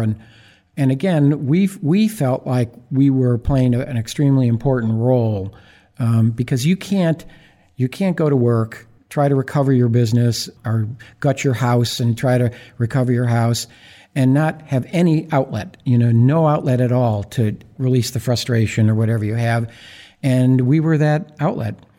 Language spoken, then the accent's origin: English; Buffalo, New York, United States; moved away as an adult; also born or lived in Iowa / Baltimore; now in New Orleans, United States; my hometown of Buffalo, New York